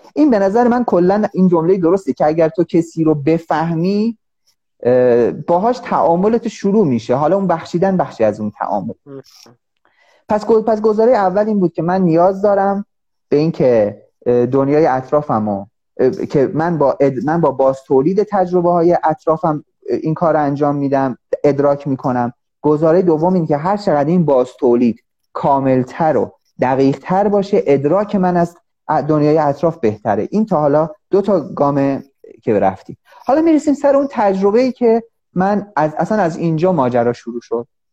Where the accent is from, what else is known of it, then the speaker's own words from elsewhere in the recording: Iran; من مثلا به عنوان یه ایرانی